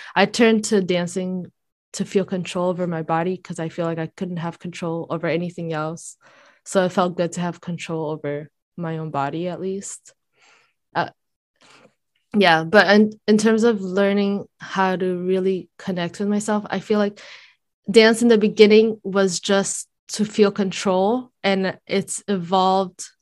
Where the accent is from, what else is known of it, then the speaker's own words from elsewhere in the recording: Brazil; moved away; I grew up in Brazil